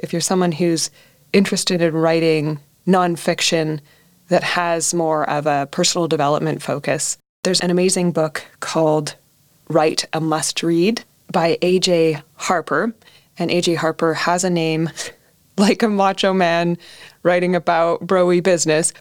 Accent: Canada; growing up in Canada

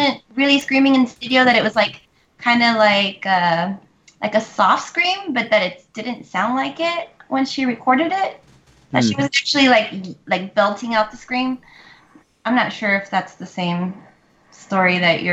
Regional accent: South Texas, United States; also born or lived in Austin, Texas; We're from South Texas, but we moved to Austin in 99

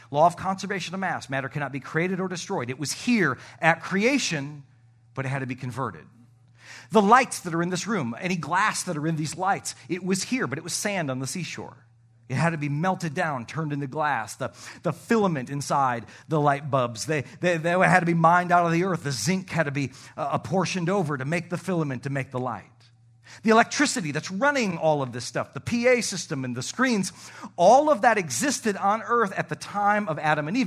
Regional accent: Canada; moved away; I am from the Great White North

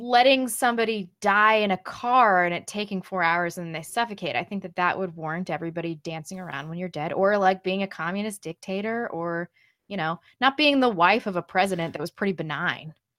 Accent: Missouri, United States; I'm from Missouri

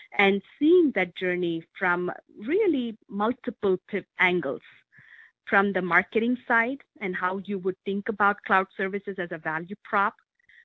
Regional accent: India; moved away as an adult; now in Medina, United States; I grew up in India

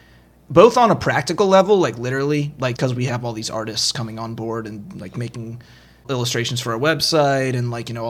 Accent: Baltimore, Maryland, United States; accent: Baltimore; I tell her about the Baltimore accent because I'm from Baltimore, too.

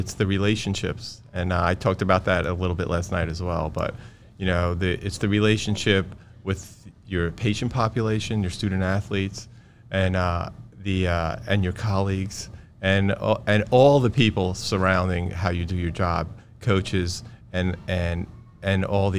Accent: Brooklyn, New York, United States; I grew up in Brooklyn, and there was no athletic trainers anywhere in any public schools

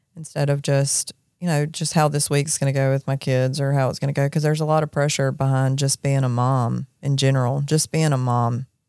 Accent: Jackson, Mississippi, United States; I grew up in Jackson. I grew up on the Pearl River

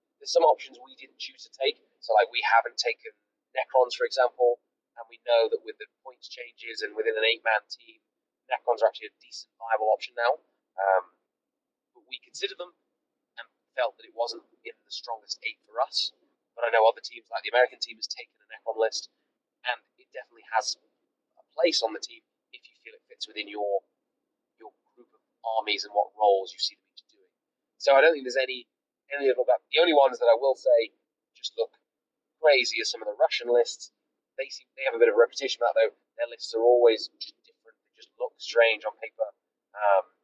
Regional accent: England, United Kingdom

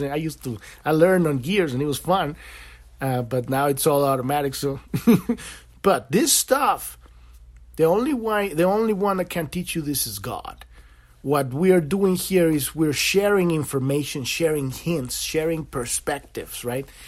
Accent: Mexico; now in United States; I'm an American now, but I was born in Mexico

